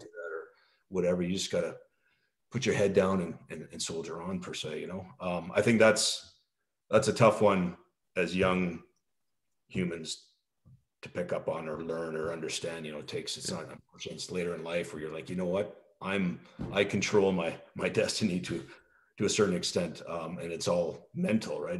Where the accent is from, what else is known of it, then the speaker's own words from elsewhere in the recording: Canada; moved away as an adult; also born or lived in France; I'm always Canadian